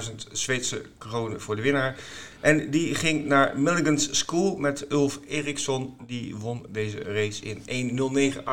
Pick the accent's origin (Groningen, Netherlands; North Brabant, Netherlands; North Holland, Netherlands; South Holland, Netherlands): Groningen, Netherlands; moved away; Mijn geboortestad.